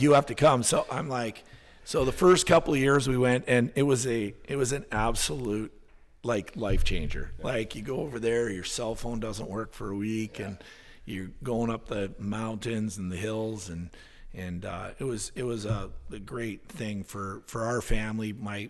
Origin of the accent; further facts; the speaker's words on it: Alaska, United States; Tracy and I have been love being saying that we're from Alaska. It's a big part of our identity and who we are.